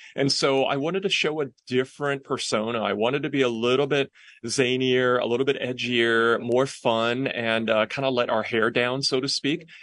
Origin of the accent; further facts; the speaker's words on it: Hong Kong; moved away; also born or lived in London / Brooklyn, New York; she sent me to Hong Kong, where I was raised by my maternal grandparents.